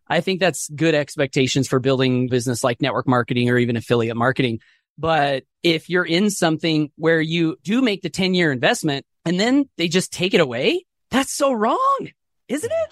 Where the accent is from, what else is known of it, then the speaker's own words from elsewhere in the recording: Southeast Idaho, United States; I grew up here in Southeast Idaho, single parent family